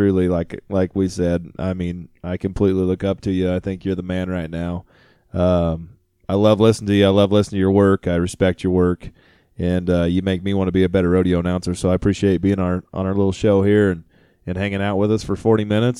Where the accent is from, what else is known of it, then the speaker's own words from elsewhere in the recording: Reno, Nevada, United States; Like I said, I come from Reno. I'm a city boy